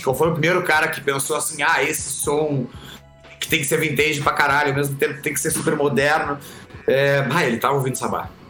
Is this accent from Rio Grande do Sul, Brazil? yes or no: yes; Camaquã, Rio Grande do Sul, Brazil; nasci em Camacuã, no Rio Grande do Sul